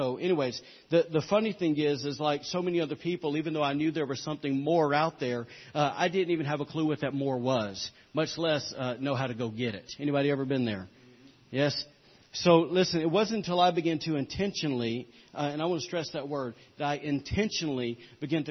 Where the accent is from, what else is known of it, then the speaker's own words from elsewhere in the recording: the Bible Belt, the South, United States; accent: Southern; moved away; as you guys can tell by my accent, I didn't grow up around here. I grew up in the Bible Belt